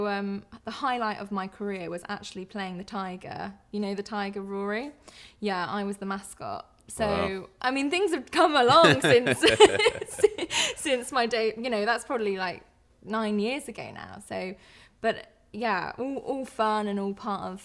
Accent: Colwall, West Midlands, United Kingdom; also born or lived in Birmingham; I grew up in Colwall, and then I went on to go to John Masefield High School in Ledbury

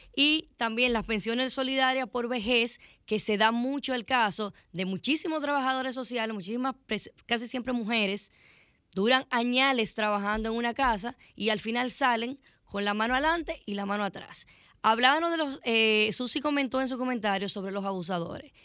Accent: Dominican Republic; Nosotros como dominicanos

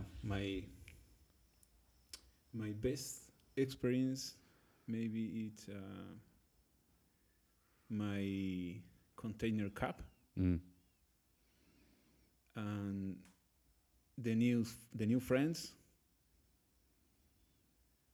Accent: Santa Cruz de la Sierra, Santa Cruz, Bolivia; English is a second language; I'm from Santa Cruz, Bolivia

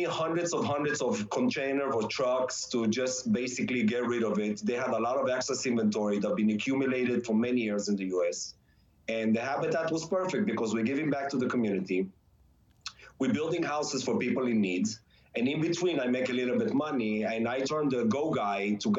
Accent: Israel; moved away; When I came from Israel, the first couple of years, I had not a lot of money to start any business, so I just needed to scrap a few dollars here and there.

